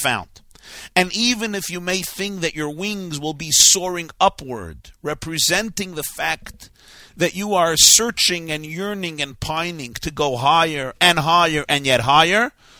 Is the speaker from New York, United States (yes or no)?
yes; New York City, New York, United States; a shul near where I grew up on New York Avenue in Brooklyn